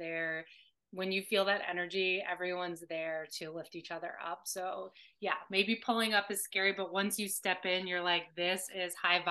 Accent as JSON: {"language": "English", "region": "Alabama", "country": "United States", "said": "from Alabama. Come on."}